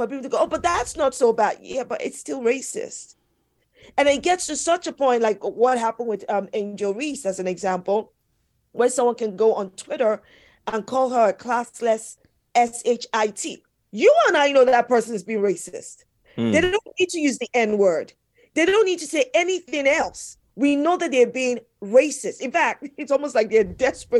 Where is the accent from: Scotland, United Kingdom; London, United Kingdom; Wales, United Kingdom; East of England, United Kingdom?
London, United Kingdom; I am British born here in London